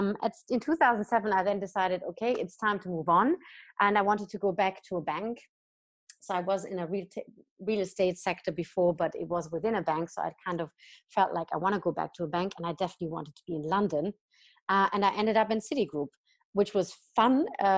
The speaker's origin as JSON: {"language": "English", "country": "Germany", "said": "so I studied in the UK, I studied in France, I then came back to Germany, my home country, worked a little bit in the real estate fund sector"}